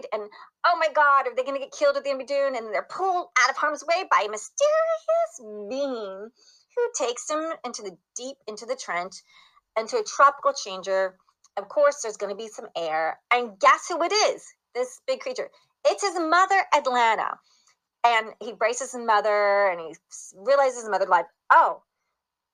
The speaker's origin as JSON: {"language": "English", "country": "Italy", "tie": "born or raised there", "said": "I was born in Italy."}